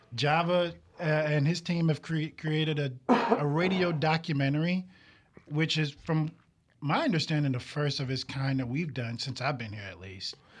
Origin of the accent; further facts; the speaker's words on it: New York City, New York, United States; now in Mississippi, United States; I'm originally from Brooklyn, New York